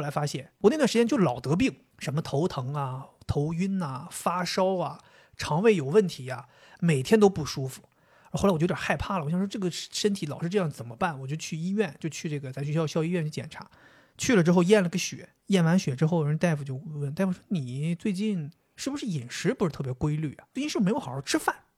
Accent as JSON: {"language": "Chinese", "region": "Northeast China", "country": "China", "said": "我作为一个东北人"}